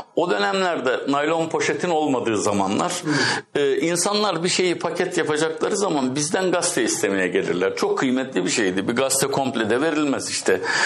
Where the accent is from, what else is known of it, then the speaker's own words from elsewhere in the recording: Çarşamba, Samsun, Turkey; moved away as an adult; now in Istanbul, Turkey; Ben Samsun'un Çarşamba kazasında 1954'te doğdum.